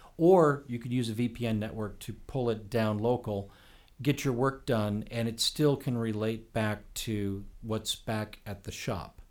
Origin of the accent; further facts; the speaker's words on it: Oak Park, Illinois, United States; moved away as an adult; now in Los Angeles, United States; I grew up in Oak Park, Illinois.